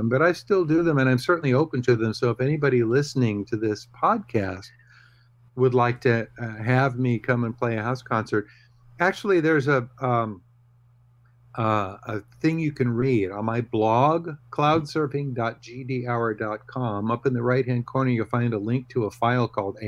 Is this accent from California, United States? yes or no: yes; Bay Area, California, United States; I don't work in the Bay Area very often.